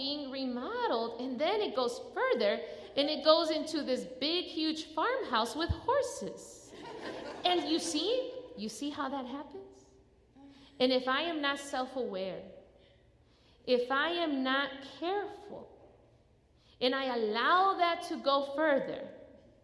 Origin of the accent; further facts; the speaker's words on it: Chicago, Illinois, United States; now in North Carolina, United States; I grew up in Chicago.